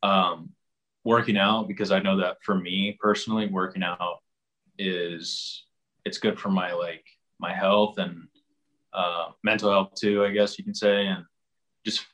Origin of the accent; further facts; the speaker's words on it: San Diego area, California, United States; I've been born and raised here